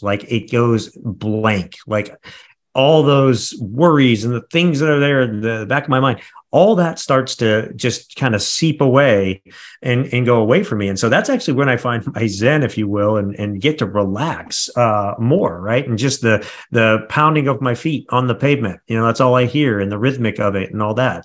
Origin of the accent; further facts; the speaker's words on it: Midwest, United States; I come from the Midwest. We've got that Midwest mentality